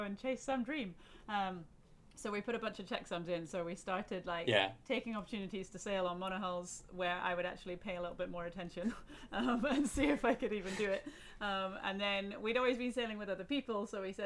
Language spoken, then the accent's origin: English; Glasgow, Scotland, United Kingdom; moved away as an adult; We're from Glasgow.